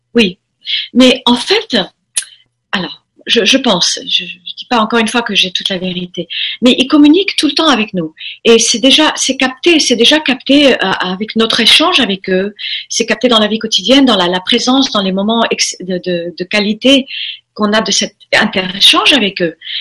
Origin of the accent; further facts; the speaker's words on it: Formentera, Balearic Islands, Spain; also born or lived in United States; je suis élevée dans à Formentera à partir de l'âge de 4 ans. On a quitté les États-Unis, on est venu euh, en Europe